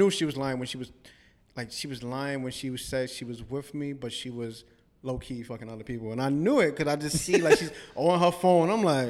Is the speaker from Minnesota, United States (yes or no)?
no; New York City, New York, United States; I'm from Harlem.